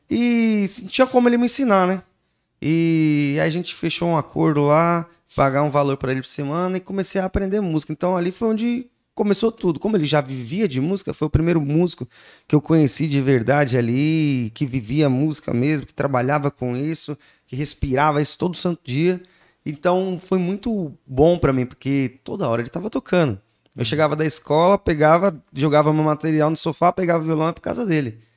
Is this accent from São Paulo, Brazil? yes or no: yes; São Paulo, Brazil; eu nasci lá, eu nasci me criei no Grajaú, é, num bairro chamado Cantinho do Céu, né?